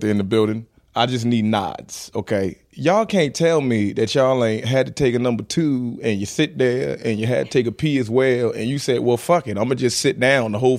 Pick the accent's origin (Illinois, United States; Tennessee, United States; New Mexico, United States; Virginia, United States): Virginia, United States; I'm from Virginia